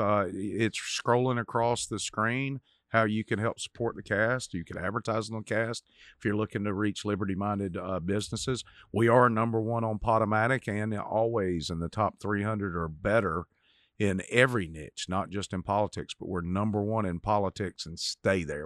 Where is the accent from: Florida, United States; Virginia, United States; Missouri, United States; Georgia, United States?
Georgia, United States; Cochran; I grew up in Cochran, Georgia